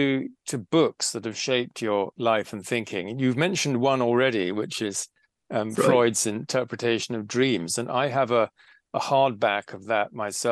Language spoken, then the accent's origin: English; Scotland, United Kingdom; I'm a Scot.